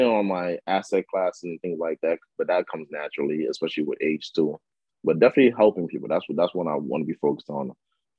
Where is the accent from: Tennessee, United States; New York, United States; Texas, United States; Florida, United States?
New York, United States; New York City; also born or lived in Democratic Republic of the Congo; I grew up in a neighborhood called Lafayette City in Queens, New York